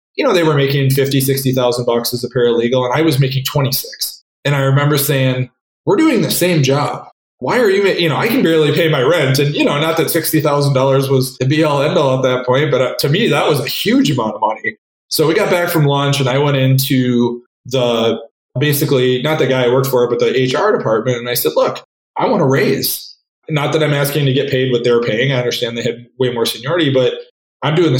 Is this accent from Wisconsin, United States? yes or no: yes; Wisconsin, United States; moved away as an adult; also born or lived in San Francisco / Minneapolis; I grew up in Wisconsin, went to college at Madison